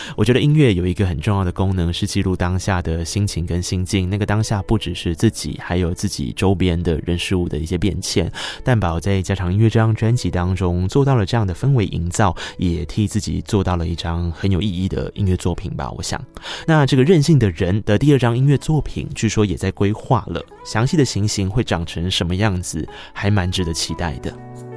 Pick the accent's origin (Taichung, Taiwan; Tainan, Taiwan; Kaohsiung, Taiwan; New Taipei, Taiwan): Tainan, Taiwan; 我作为一个台南人